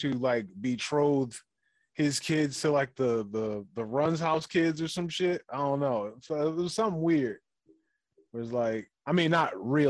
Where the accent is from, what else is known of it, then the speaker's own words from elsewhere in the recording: Detroit, Michigan, United States; I grew up in Detroit, Michigan